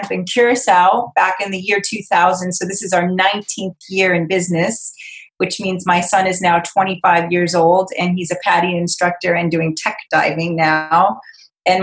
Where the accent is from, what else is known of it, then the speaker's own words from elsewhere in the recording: Cape Cod, Massachusetts, United States; I'm originally from Cape Cod, Massachusetts, so I was born and raised on the ocean